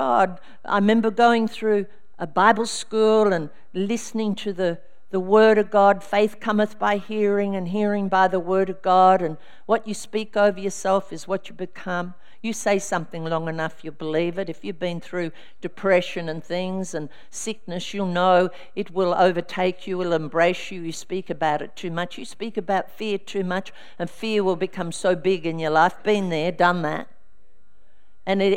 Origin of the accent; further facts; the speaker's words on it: Albury, New South Wales, Australia; I came from Albury, New South Wales.